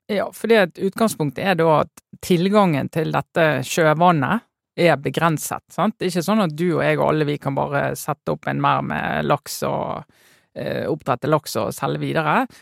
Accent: Western Norway, Norway; jeg kommer fra Vestlandet

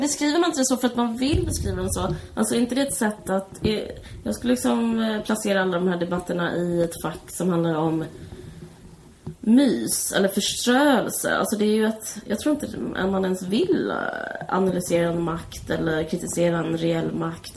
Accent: Simrishamn, Skåne, Sweden; Du och jag är uppvuxna på Österlen. Jag är mer i Simrishamn, utanför Simrishamn.

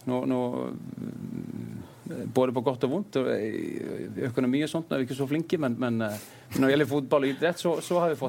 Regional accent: Akranes, Western Region, Iceland; Norwegian is a second language

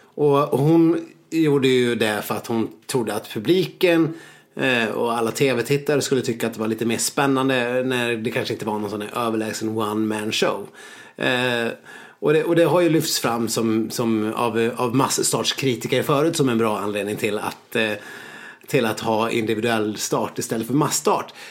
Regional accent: Sweden; vi är, vi är klena svenskar

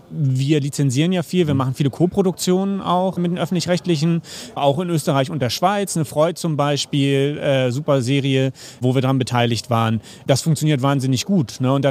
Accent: Hamburg, Germany; now in Berlin, Germany; ich bin Hamburger, bin jetzt in Berlin und habe auch diese Rivalität der Städte sozusagen mitgemacht.

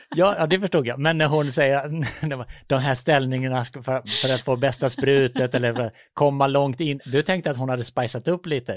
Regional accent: Vessigebro, Halland County, Sweden; Jag kommer ju från Vessigebro utanför Falkenberg

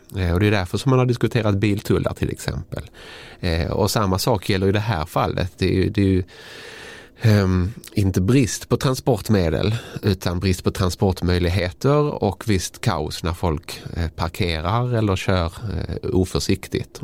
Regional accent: Malmö, Skåne, Sweden; min hemstad Malmö

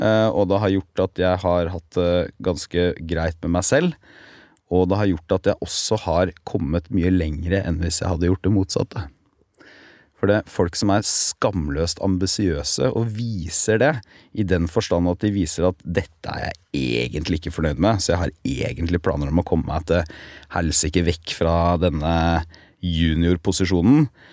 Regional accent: Telemark, Norway; moved away as an adult; also born or lived in Porsgrunn; now in Oslo, Norway; hjemme i Telemark

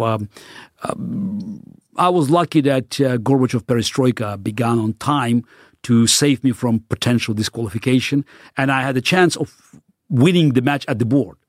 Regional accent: Baku, Azerbaijan; first language Russian; English is a second language; moved away; I grew up in the Soviet Union in the city of Baku, which was a, very multi-ethnic city.

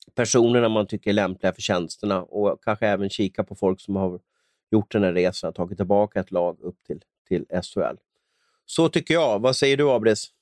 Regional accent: Stockholm, Stockholm County, Sweden; min uppväxt på Västerort i, i Stockholm

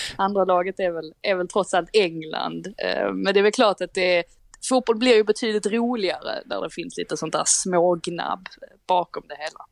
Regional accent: Sweden; Vi är trots allt svenskar

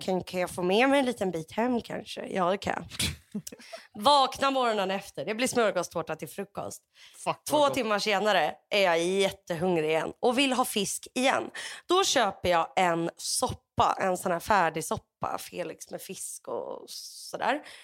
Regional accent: Sweden; som deprimerad svensk

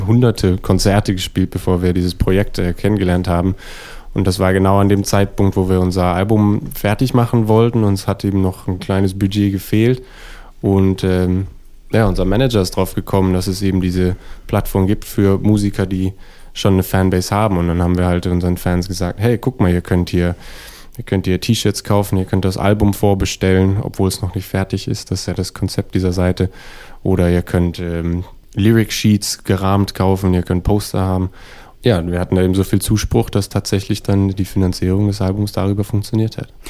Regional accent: New York, United States; now in Berlin, Germany; Also ich bin Deutscher tatsächlich, aber in New York aufgewachsen.

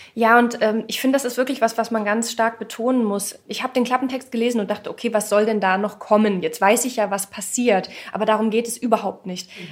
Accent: Ilmenau, Thuringia, Germany; ich komme aus Ilmenau, ich bin dort geboren

